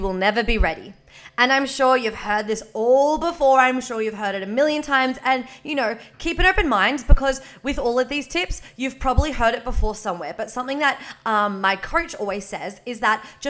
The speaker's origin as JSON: {"language": "English", "region": "Victoria", "country": "Australia", "moved": "yes", "lives_now": "Queensland, Australia", "said": "I am from Victoria. I am living in Queensland"}